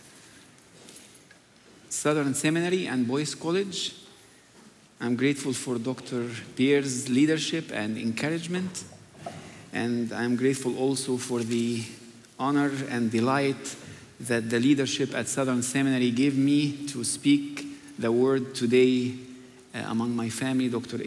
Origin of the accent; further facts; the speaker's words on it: Egypt; moved away; growing up in Egypt